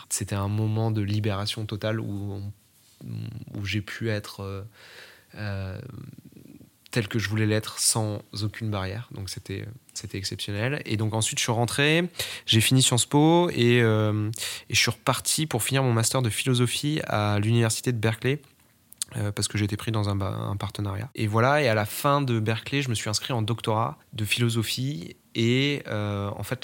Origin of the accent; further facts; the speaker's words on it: France; also born or lived in Strasbourg / La Rochelle; J'ai grandi à la campagne au début, ensuite je suis allé euh, vivre à Strasbourg et, ensuite j'ai déménagé pour l'autre côté de la France où je suis allé vivre à La Rochelle.